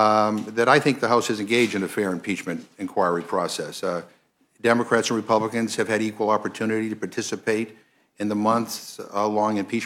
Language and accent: English; Massachusetts, United States; I'm from Massachusetts, and people say the same thing about my accent